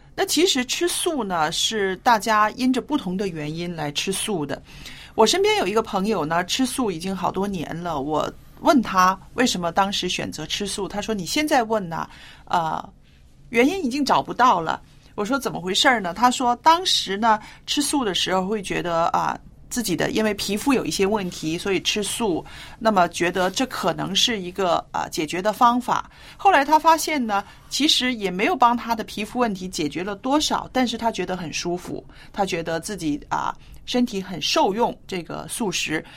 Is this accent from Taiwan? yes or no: no; northern China, China; moved away; 我记得我小时候住在中国北方的时候